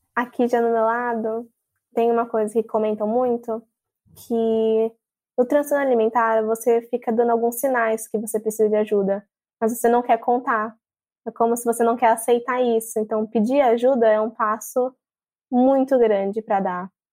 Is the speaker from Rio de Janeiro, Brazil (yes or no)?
no; São Paulo, Brazil; now in Praia Grande, Brazil; eu estou morando aqui em Praia Grande, litoral de São Paulo, com minha mãe, mas eu sou de São Paulo, capital